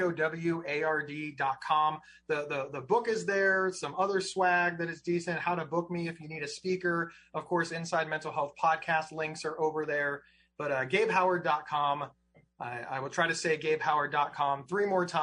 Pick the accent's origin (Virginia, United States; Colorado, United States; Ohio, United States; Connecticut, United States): Ohio, United States; I'm some schlub from Ohio